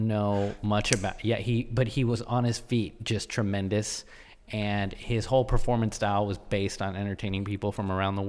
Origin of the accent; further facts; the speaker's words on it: Washington, District of Columbia, United States; moved away; I grew up in Washington, D.C., which is a very policed city.